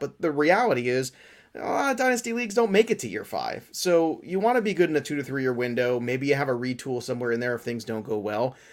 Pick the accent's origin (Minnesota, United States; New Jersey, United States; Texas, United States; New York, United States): New York, United States; I'm from New York.